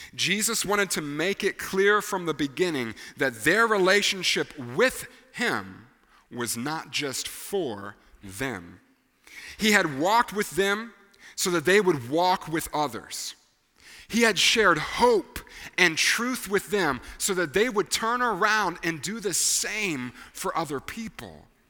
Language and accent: English; Tennessee, United States; we were raised here in Tennessee